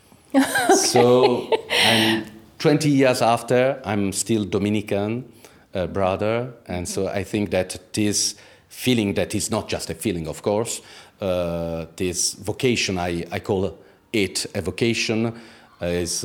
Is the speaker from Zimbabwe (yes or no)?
no; Italy; English is a second language; moved away as an adult; now in Istanbul, Turkey; In Italy. I grew up in Italy